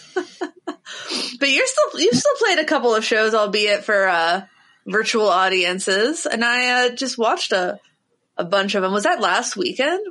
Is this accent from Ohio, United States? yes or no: yes; Cincinnati, Ohio, United States; moved away; also born or lived in Nashville, Tennessee; I'm from Ohio, but like I have lots of family in South Carolina that I was always very, very close with.